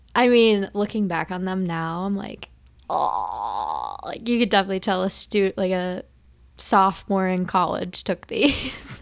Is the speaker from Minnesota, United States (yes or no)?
yes; Minnesota, United States; we are from Minnesota